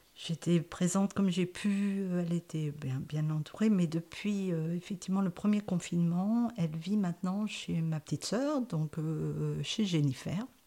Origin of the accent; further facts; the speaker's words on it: France; also born or lived in Saint-Victor; je suis née en France